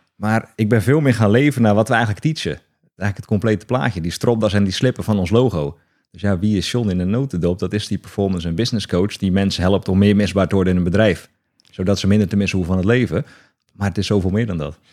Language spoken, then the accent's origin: Dutch; Hoeksche Waard, South Holland, Netherlands; Ik kom uit Hoekse Waard, onder Rotterdam